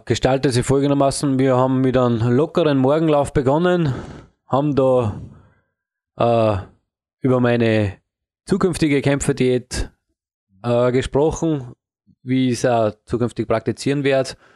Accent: Upper Austria, Austria; in Oberösterreich, mhm. da wo ich herkomme

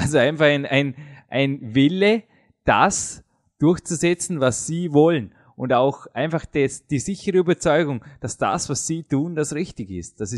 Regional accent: Austria; schaut es nicht anders aus als bei uns in Österreich, äh, Dominik.

